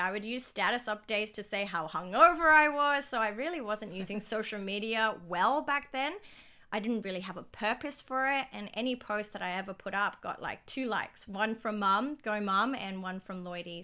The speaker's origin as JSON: {"language": "English", "region": "Dubai", "country": "United Arab Emirates", "tie": "born or raised there", "also_born_or_lived": "Sydney, Australia", "moved": "as an adult", "said": "I grew up in, born and raised in Dubai"}